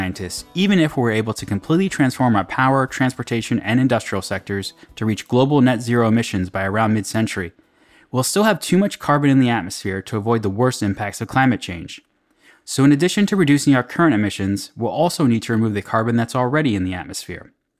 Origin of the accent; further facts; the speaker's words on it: United States; Pittsburgh, Pennsylvania, which is actually not far from my own hometown.